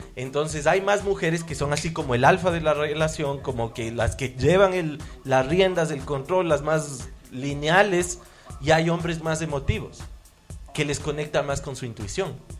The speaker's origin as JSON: {"language": "Spanish", "town": "Ambato", "region": "Tungurahua", "country": "Ecuador", "tie": "born or raised there", "said": "yo nací en Ambato"}